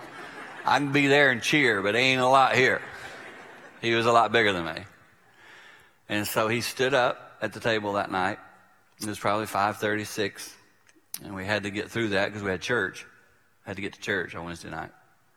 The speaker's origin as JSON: {"language": "English", "region": "South Carolina", "country": "United States", "tie": "born or raised there", "said": "growing up in South Carolina"}